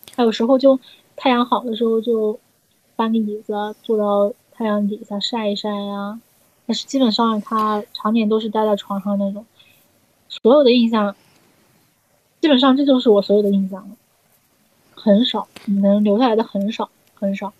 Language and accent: Chinese; Zhejiang, China; 我们浙江这边有越剧